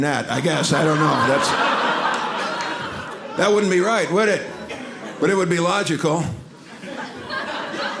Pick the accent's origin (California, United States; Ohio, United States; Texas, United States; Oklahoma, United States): Texas, United States; Dallas; I am from Dallas, Texas